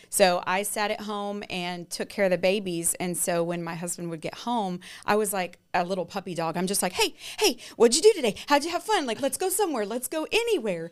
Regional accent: Lindale, Texas, United States; now in New Braunfels, United States; I was born and raised there

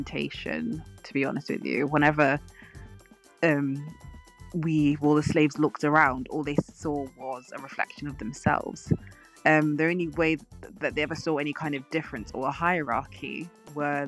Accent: United Kingdom; we're British

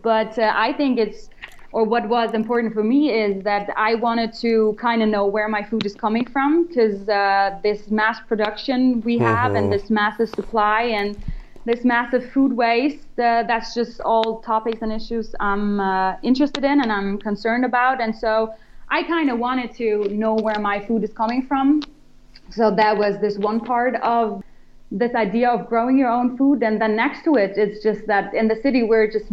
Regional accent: Germany; moved away; I'm from Germany

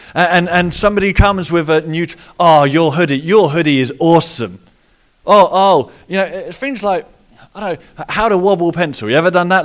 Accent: Portsmouth, South East England, United Kingdom; accent: Pompey; my Pompey accent

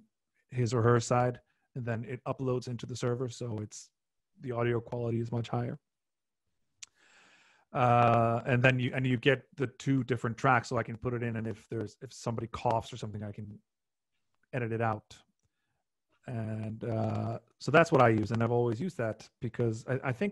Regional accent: Iceland; also born or lived in London, United Kingdom; Icelanders are, we're like half like genealogically, we're half Irish, half Norwegian

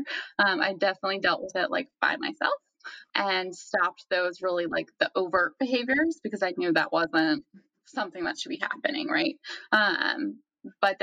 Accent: the South, United States; growing up in the South

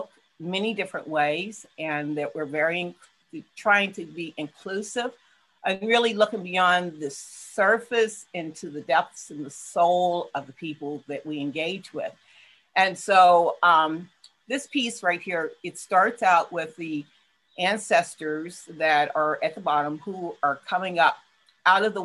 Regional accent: Huntington, West Virginia, United States; now in Pittsburgh, United States; my hometown of Huntington, West

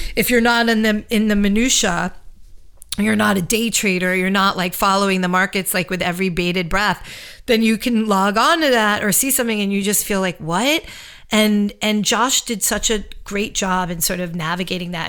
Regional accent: New York City, New York, United States; moved away as an adult; now in Los Angeles, United States; I'm a New Yorker through and through. I left New York in the middle of COVID

